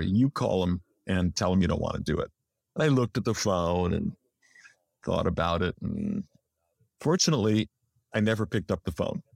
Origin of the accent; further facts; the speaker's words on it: Los Angeles, California, United States; I was born in Los Angeles, barely three miles from where I'm sitting right now, and I've never lived anywhere else